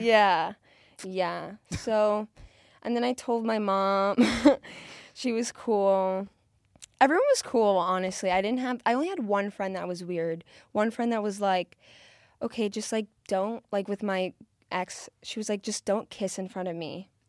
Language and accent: English; South Florida, United States; I'm from South Florida